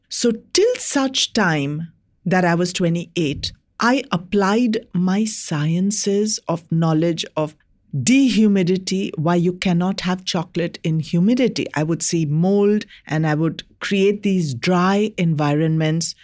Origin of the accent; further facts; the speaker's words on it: India; as an Indian in my country